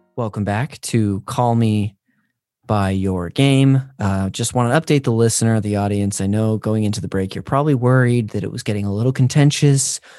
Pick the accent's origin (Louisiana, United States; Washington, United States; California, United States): California, United States; Northern; I'm from up north